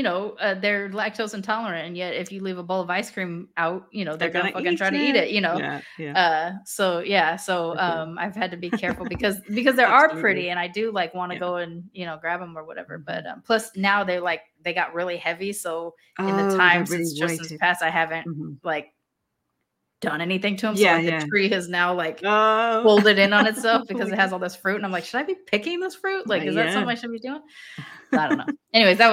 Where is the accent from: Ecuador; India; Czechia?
India; You're like, well, I'm Indian though.